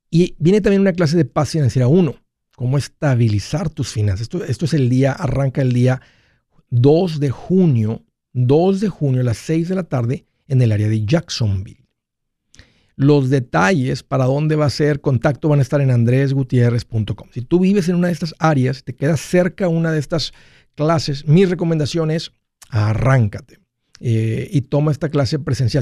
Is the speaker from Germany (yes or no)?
no; Mexico; soy hispano, soy de origen mexicano. Eso es lo que corre por mis sangres, de ahí vengo, de ahí soy